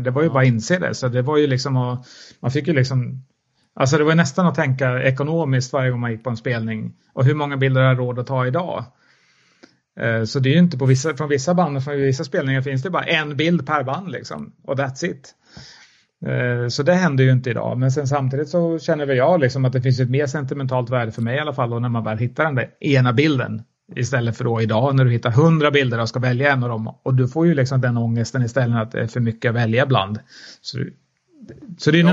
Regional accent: Mjölby, Östergötland, Sweden; Jag är från Mjölby, uppvuxen i Mjölby

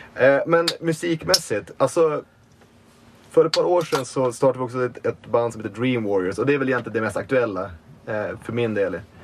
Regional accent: Umeå, Västerbotten County, Sweden; moved away; also born or lived in Malmö; jag är från Umeå från början, men jag flyttade tillbaka till Umeå typ 2014. Och då hade jag bott i Malmö ett tag

